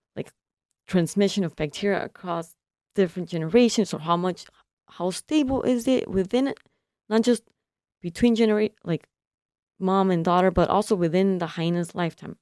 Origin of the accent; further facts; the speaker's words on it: California, United States; now in Michigan, United States; I'm from California, and I'm a first generation consular